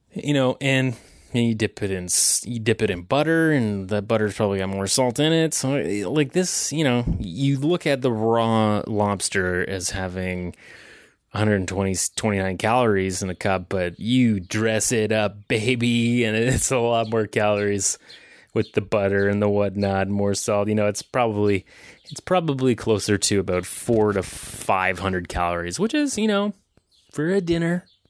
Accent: Ontario, Canada; I'm from Ontario.

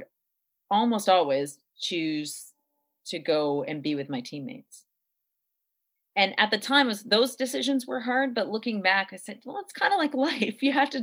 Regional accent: Montreal, Quebec, Canada; I grew up in Montreal

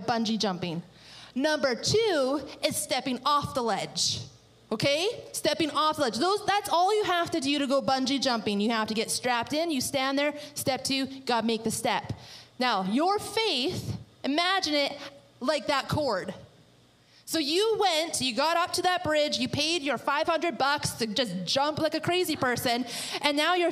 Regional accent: British Columbia, Canada; moved away; we are from British Columbia

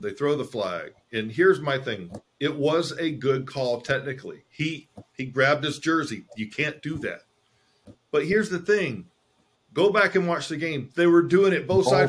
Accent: Georgia, United States; moved away; also born or lived in Oklahoma; We grew up in Georgia, so we lived in Georgia. Yeah. Then we moved to Oklahoma.

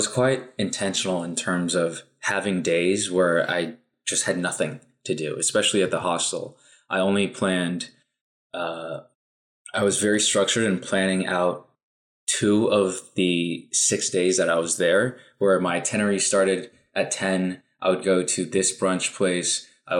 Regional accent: Taiwan; moved away; for me, I'm an immigrant from Taiwan. So I bring a lot of traditional Taiwanese values.

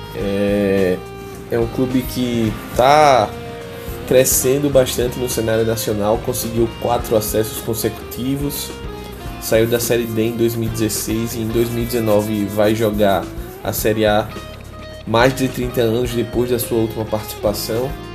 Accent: Maceió, Alagoas, Brazil; esse ser de Maceió

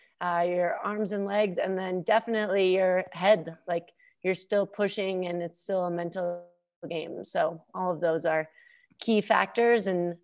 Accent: Minnesota, United States; growing up in Minnesota, doing Nordic skiing and then having really fantastic coaches and teammates have got to all be factors in that.

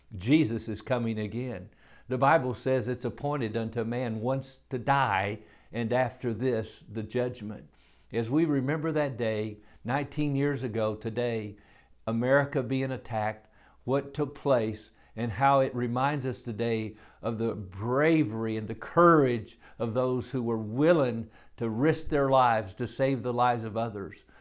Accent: United States; I'm an American.

